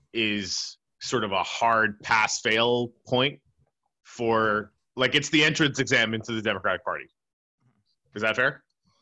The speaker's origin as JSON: {"language": "English", "country": "Canada", "said": "but that's cool, I'm Canadian."}